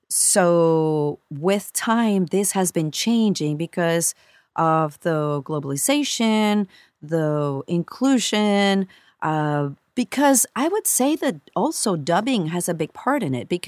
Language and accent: English; Colombia; moved away; we come from Colombia, so we yeah, there's accents within the country, but then you get out of the country, and then there it just it, it broadens, you know, so much more.